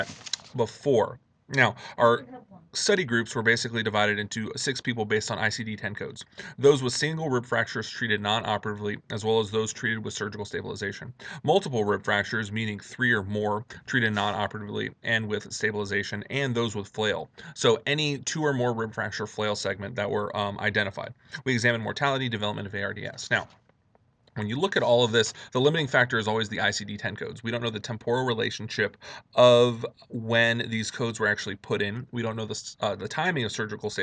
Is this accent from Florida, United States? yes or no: yes; Miami, Florida, United States; moved away as an adult; also born or lived in New Orleans, Louisiana; now in Chicago, United States; I am originally from Miami, Florida